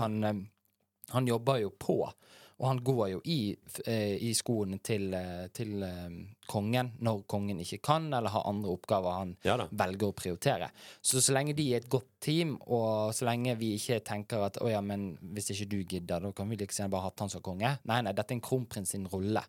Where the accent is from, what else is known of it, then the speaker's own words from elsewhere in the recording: Bergen, Vestland, Norway; Fyllingsdal, der jeg er fra.